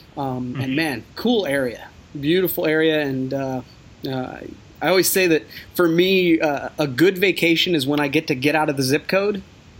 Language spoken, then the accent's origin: English; Coshocton, Ohio, United States; I'm from Coshocton, Ohio.